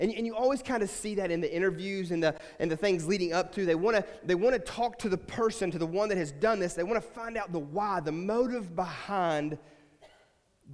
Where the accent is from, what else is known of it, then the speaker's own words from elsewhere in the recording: West Virginia, United States; moved away; we're from West Virginia